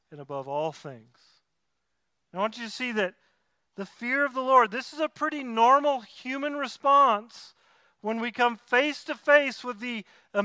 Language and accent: English; Tennessee, United States; moved away; I'm from Tennessee, so I say it closer to tobacco